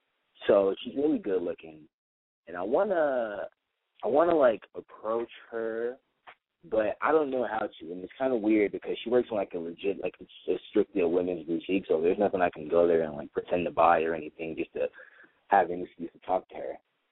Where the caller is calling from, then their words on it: Studio City, California, United States; 19, Studio City.